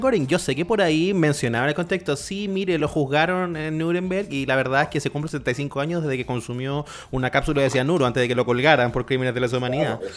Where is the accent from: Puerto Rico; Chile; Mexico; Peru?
Chile